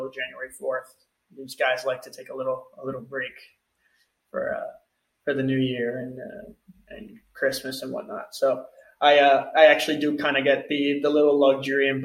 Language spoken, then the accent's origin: English; United States; moved away as an adult; now in Portugal; Being American